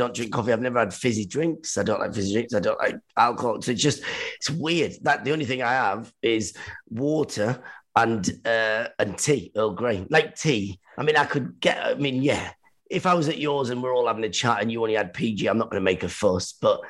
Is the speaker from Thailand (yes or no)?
no; Iran; moved away; even when we came from Iran, it was very Iranian because my dad was always away, whatever, doing stuff.